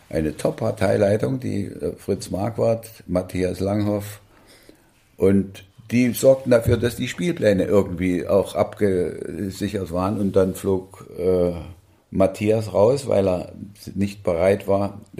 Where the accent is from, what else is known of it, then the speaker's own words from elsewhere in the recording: Thuringia, Germany; da eint uns, wir sind beide Thüringer.